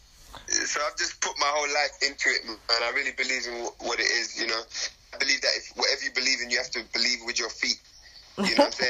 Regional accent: London, United Kingdom; moved away as an adult; now in Nairobi, Kenya; I'm from Jamaican heritage. I grew up in London.

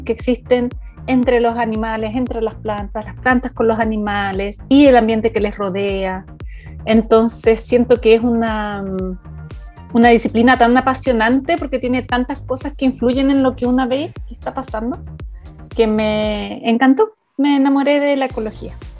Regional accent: Coyhaique, Aysén, Chile; moved away as an adult; also born or lived in Santiago, Chile / New Zealand; soy, soy una coyaiquina, primero que nada. Recién coyaique. Eh, hasta los 17 años

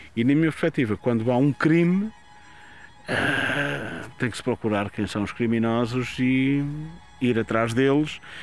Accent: Castelo de Paiva, North, Portugal; estamos a Castelo Paiva, é a minha terra, eu conheço as pessoas que lá estavam

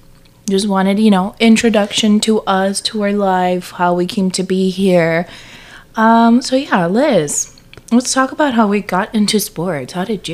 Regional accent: South Texas, United States; we're from Texas. So very South Texas, where people are very passionate about the Cowboys.

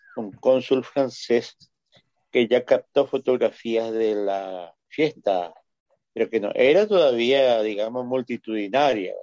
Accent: Paraguay; somos nomás luego un pueblo bastante sui generis

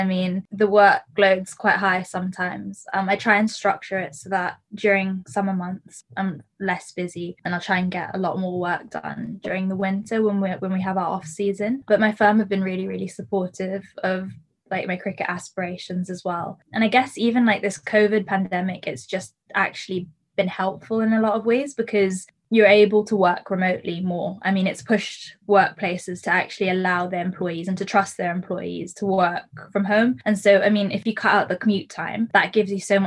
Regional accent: Hong Kong; Hong Kong's my home. So I was brought up in Hong Kong

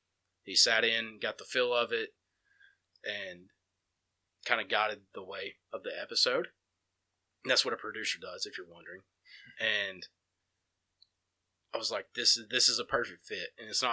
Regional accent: Empire, Alabama, United States; Shane grew up in Sipsey. I grew up in Empire. So we have, I mean, I have 12, 13 years of stories to tell you from my time in Empire.

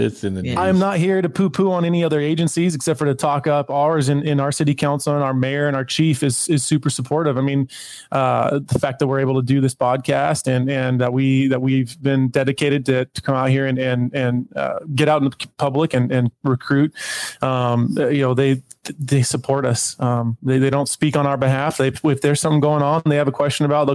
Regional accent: Tacoma, Washington, United States; I grew up in Tacoma. Tacoma's home

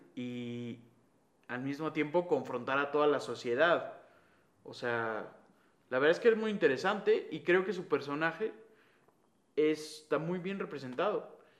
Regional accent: Mexico; now in Guatemala; ahora somos, bueno, mexicanos

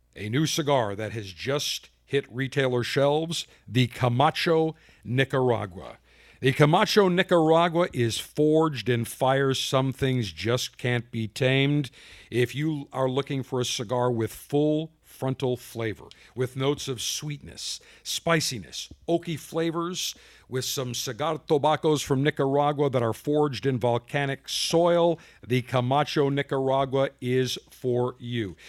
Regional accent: Buffalo, New York, United States; my hometown Buffalo

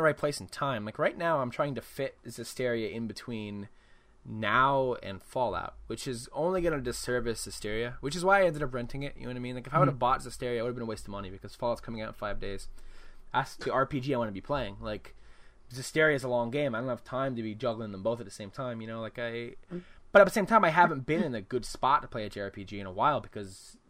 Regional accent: United States; I'm an American

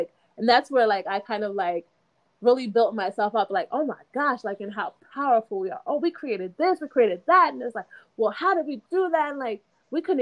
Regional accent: United States; also born or lived in Jamaica; I was born in Jamaica, but I was raised here

